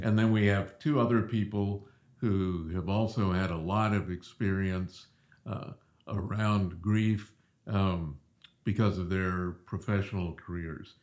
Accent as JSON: {"language": "English", "region": "Southeast", "country": "United States", "tie": "born or raised there", "also_born_or_lived": "Springfield, Missouri", "moved": "as an adult", "said": "growing up in the Southeast, a lot of Southern Baptists"}